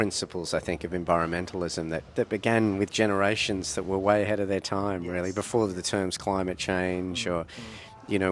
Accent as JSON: {"language": "English", "area": "Blue Mountains", "region": "New South Wales", "country": "Australia", "tie": "born or raised there", "said": "I grew up in the Blue Mountains and surrounded by bush"}